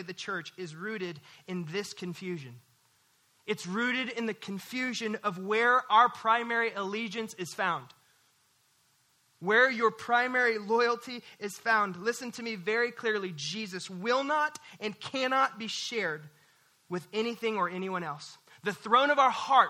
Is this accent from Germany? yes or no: no; Missouri, United States; now in North Texas, United States; I'm from Missouri